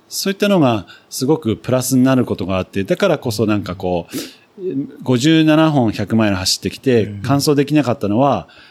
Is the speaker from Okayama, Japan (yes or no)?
no; Nagano, Japan; also born or lived in United Kingdom; 僕は長野県出身だったんで